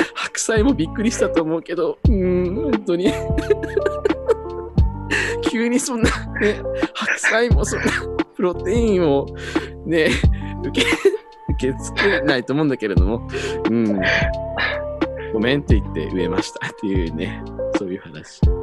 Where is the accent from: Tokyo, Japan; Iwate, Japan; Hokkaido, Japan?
Iwate, Japan; 私地元が岩手なんですけれども